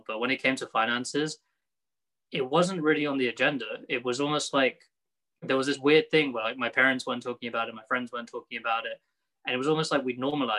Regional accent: United Kingdom; I am a British Muslim, lived here my whole life, being in the UK

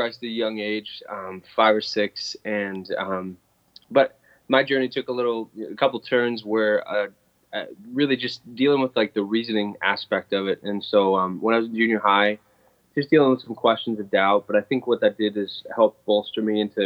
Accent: Pennsylvania, United States; moved away as an adult; also born or lived in Indiana; now in Buffalo, United States; when I grew up in Pennsylvania

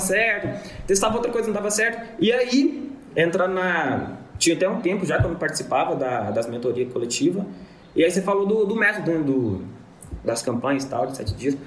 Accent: Divinópolis, Minas Gerais, Brazil; Sou de Divinópolis aqui, em Minas

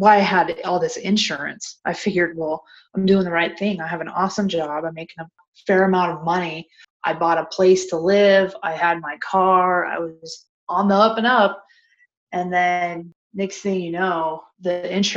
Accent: Denver, Colorado, United States; I grew up in Denver, and that's where I was

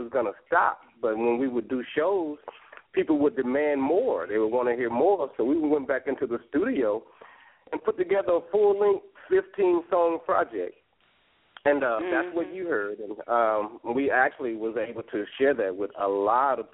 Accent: Louisiana, United States; moved away as an adult; also born or lived in Bay Area, California; I'm born and raised in the South, Louisiana.

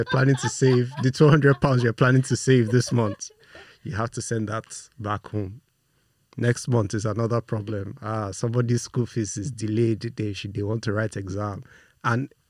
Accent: Nigeria; also born or lived in United Kingdom; I was born in the UK, but I was raised in Nigeria by Nigerian parents, Nigerian extended family all around.

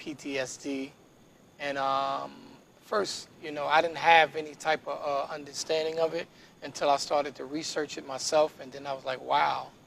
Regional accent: New York City, New York, United States; I was born and raised in Harlem, New York

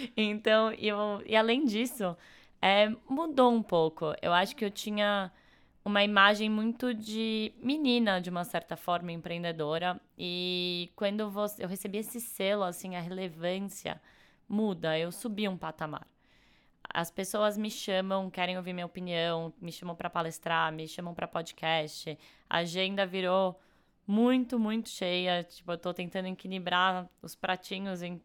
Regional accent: São Paulo, Brazil; sou de São Paulo, nasci e morei aqui a vida inteira

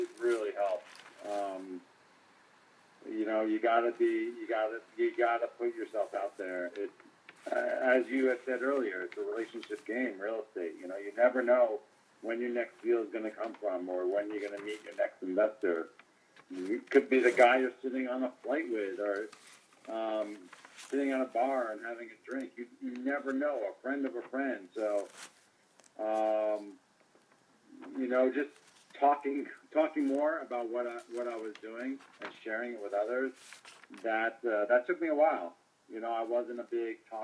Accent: New Jersey, United States; also born or lived in Queens, New York; now in Los Angeles, United States; I grew up in New Jersey, so I moved out to L.A. 22 years ago

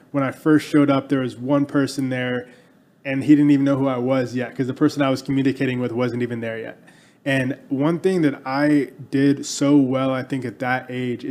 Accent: Texas, United States; growing up in Texas, like every kid here

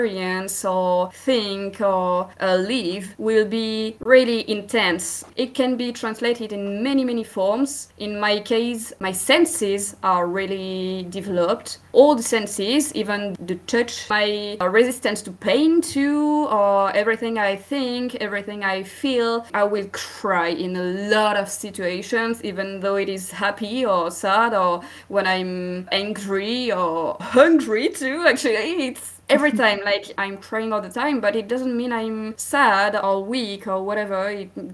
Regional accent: France; accent: French; English is a second language; I'm from France. You may hear it by my accent

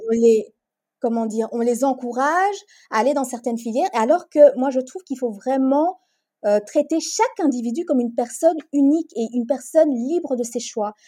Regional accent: Brussels, Brussels-Capital Region, Belgium; also born or lived in Congo; j'ai grandi, j'ai vécu la majorité de ma vie en Belgique, à Bruxelles. Je suis née à Bruxelles, mais j'ai vécu quelques années de ma vie au Congo également.

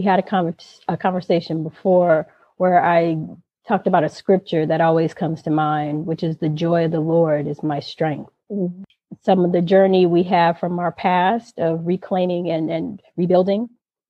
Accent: Inglewood, California, United States; I grew up in Inglewood

